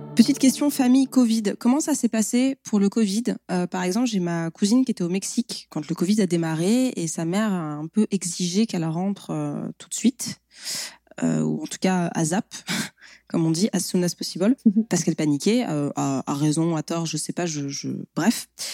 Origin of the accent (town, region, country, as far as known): France